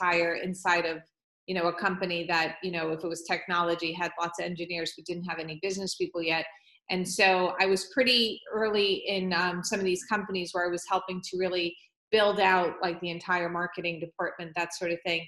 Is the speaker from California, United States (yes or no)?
no; Long Island, New York, United States; I grew up on Long Island